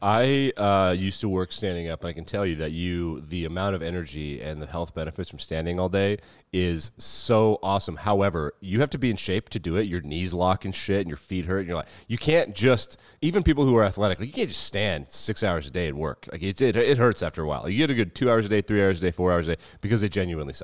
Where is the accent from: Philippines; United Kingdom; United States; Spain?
United States; Wyoming; we grew up in Wyoming